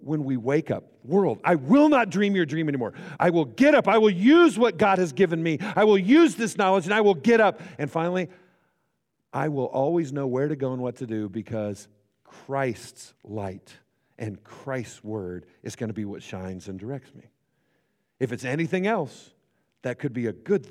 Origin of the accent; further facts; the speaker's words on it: Great Bend, Kansas, United States; now in Hutchinson, United States; I grew up in Great Bend, Kansas, which is, 45, 50 minutes from here